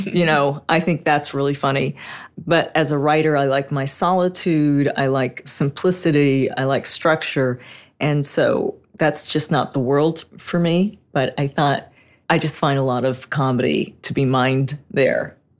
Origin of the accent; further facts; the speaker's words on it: Los Angeles, California, United States; I grew up in Hollywood